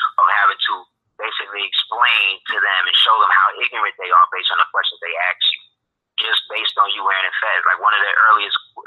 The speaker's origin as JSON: {"language": "English", "country": "United States", "tie": "born or raised there", "said": "us growing up in America"}